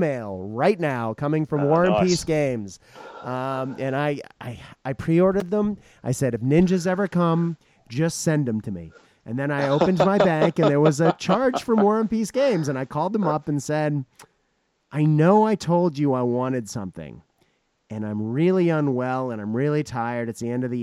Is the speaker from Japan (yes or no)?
yes; Japan; moved away; I grew up in Japan